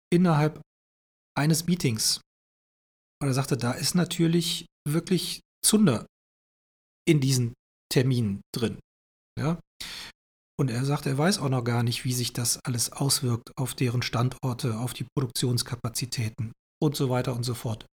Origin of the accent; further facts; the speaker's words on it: Germany; hier bei uns im Westen in Deutschland